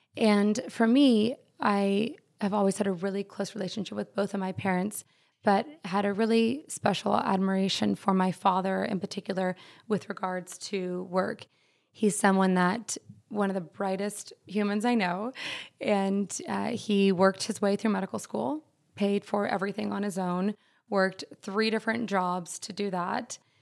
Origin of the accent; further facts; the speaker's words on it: Dallas, Texas, United States; We, we grew up in Dallas